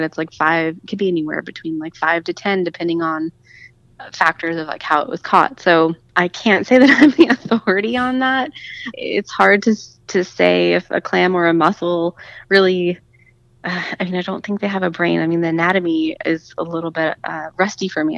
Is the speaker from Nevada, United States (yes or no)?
yes; Las Vegas, Nevada, United States; I grew up in Vegas and I was still living in Vegas